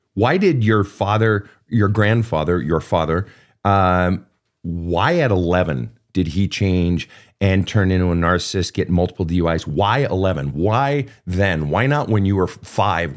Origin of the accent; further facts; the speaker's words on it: Minnesota, United States; as a Minnesotan